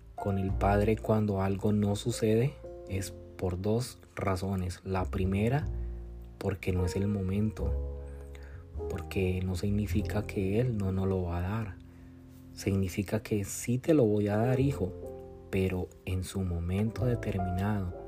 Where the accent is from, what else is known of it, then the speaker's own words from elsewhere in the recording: Colombia; moved away as an adult; now in United States; Yo soy de Colombia, eh, vivo aquí, radico ahora en los Estados Unidos